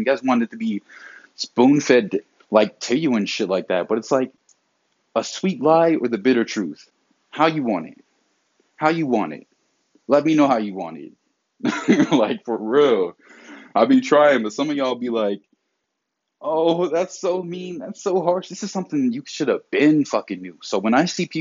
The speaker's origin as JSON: {"language": "English", "region": "the South", "country": "United States", "said": "I'm from the South"}